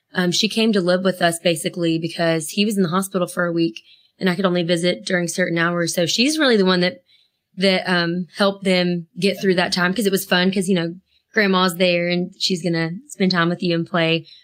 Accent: Asheville, North Carolina, United States; we grew up in Asheville, North Carolina.

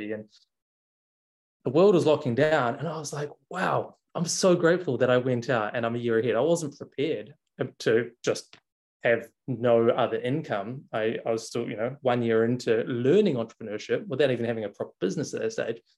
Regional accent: New Zealand; moved away; also born or lived in Melbourne, Australia / Bali, Indonesia; I'm from New Zealand. I was living in Australia

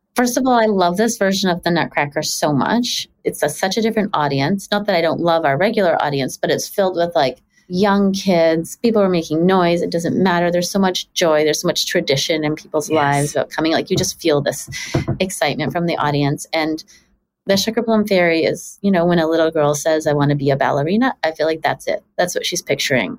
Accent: Richmond, British Columbia, Canada; also born or lived in Toronto; we moved to Richmond, BC when I was six from Toronto.

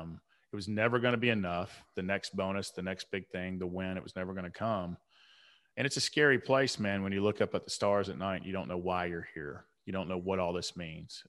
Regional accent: Atlanta, Georgia, United States; I grew up on the South side of Atlanta

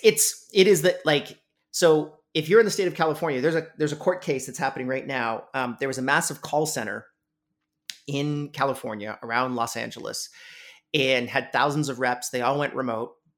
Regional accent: Canada; I'm Canadian

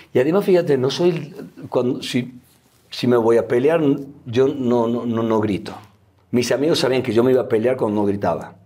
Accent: Argentina; moved away as an adult; now in Mexico; me fui de Argentina

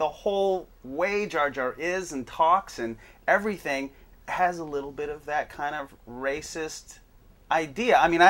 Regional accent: Hawaii, United States; Now, I'm from Hawaii. And so basically in Hawaii, people are racist against white folks. And even though I'm half Hawaiian, I look quite white.

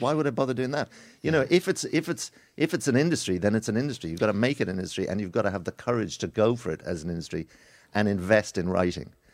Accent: Ireland

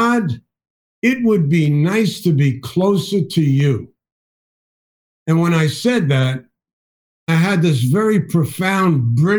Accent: New York City, New York, United States; I'm from the Bronx

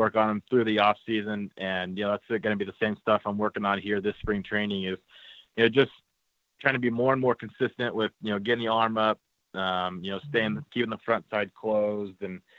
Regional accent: California, United States; I grew up in California, so I grew up an Angels fan

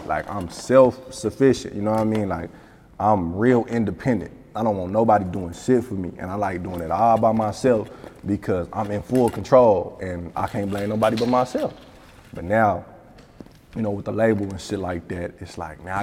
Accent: Tulsa, Oklahoma, United States; I'm from Tulsa, Oklahoma. I'm from Oklahoma

